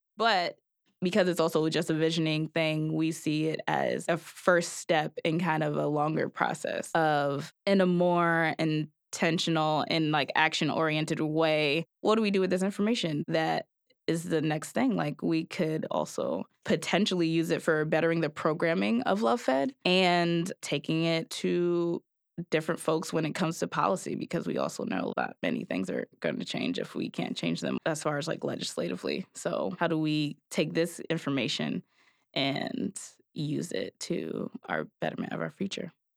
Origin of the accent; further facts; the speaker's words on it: New Haven, Connecticut, United States; both being Black, young, born and raised in New Haven